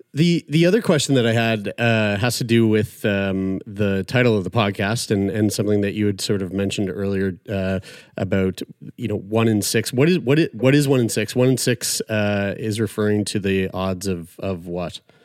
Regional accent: St. John's, Newfoundland and Labrador, Canada; based over in Newfoundland and Labrador from my hometown, Saint John's

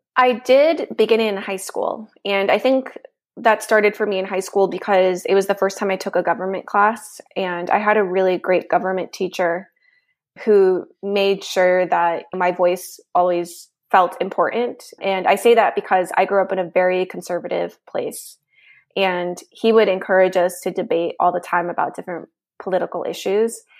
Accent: Nevada, United States; also born or lived in Mexico; now in Washington, D.C., United States; I was raised in the United States

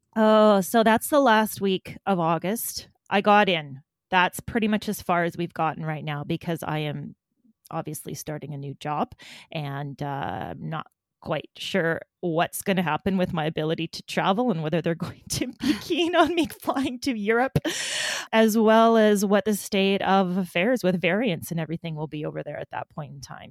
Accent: Alberta, Canada; moved away as an adult; now in Manitoba, Canada; I grew up in Alberta.

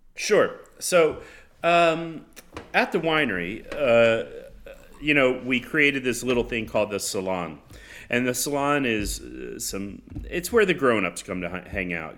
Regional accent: Florida, United States; growing up in Florida, my grandfather

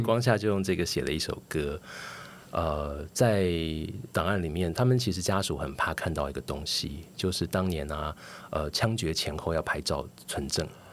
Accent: Taiwan; 我是一九七一年出生的，呃，所以台湾解除戒严，一九八七年，那年我十六岁上高中

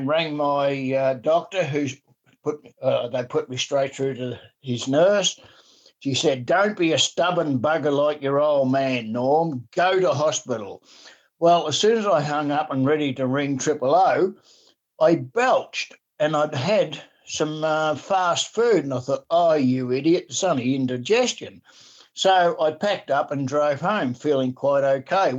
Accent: Dandenong, Victoria, Australia; also born or lived in Warburton, Victoria; I was born in Warburton up in the beautiful Yarra Valley, and I was really cutting up when we moved down into the city of Dandenong

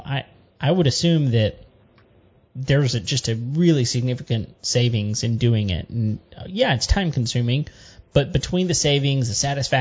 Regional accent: Central Texas, United States; I grew up, I was born in Central Texas

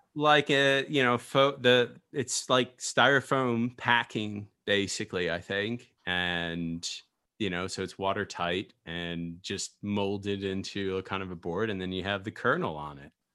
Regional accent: United States; I'm American surfer

